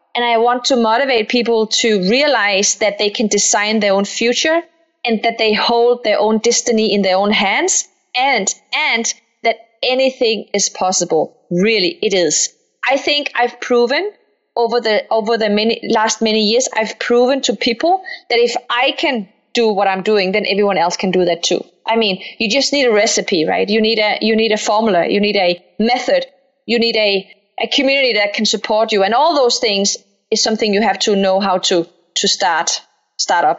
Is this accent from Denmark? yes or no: yes; Denmark; accent: Danish; now in Palo Alto, United States; I'm Danish Moroccan. I grew up in Denmark, so if I have a funny accent, that's because I'm Danish